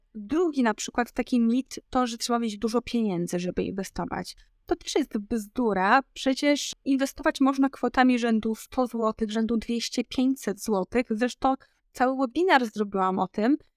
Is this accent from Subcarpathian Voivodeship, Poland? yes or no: yes; Podkarpacie, Subcarpathian Voivodeship, Poland; moved away as an adult; also born or lived in Warsaw; ja pochodzę z małego miasta na Podkarpaciu